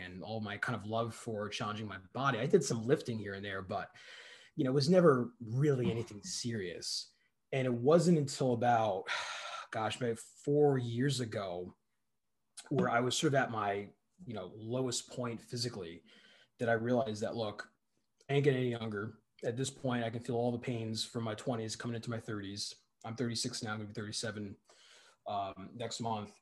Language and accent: English; New Jersey, United States; moved away; also born or lived in Boston, Massachusetts; we unceremoniously moved to New Jersey, and that's where I grew up mostly